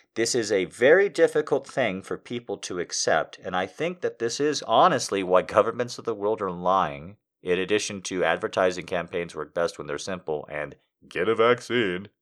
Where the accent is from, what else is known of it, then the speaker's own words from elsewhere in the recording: United States; being an American